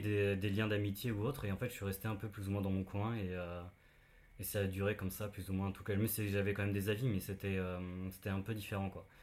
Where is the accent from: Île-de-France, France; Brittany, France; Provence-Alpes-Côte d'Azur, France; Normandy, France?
Brittany, France; near Saint-Malo; now in Paris, France; je ne suis pas parisien. je viens de, de Bretagne, d'à côté de Saint-Malo